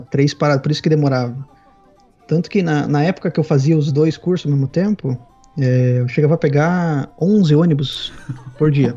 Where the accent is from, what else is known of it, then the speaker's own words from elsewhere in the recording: Paraná, Brazil; moved away as an adult; also born or lived in Spain / United Kingdom; now in Sweden; eu nasci no litoral do, do Paraná, mas quando eu era criança me mudei pro, pro interior